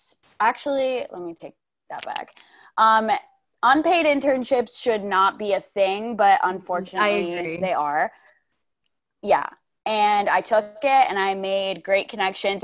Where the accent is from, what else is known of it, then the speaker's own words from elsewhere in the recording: United States; moved away as an adult; also born or lived in East Coast; now in Bakersfield, United States; I grew up in Amish country.